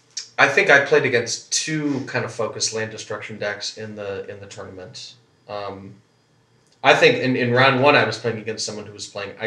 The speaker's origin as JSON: {"language": "English", "town": "Lake Forest", "region": "Illinois", "country": "United States", "tie": "born or raised there", "lives_now": "Chicago, United States"}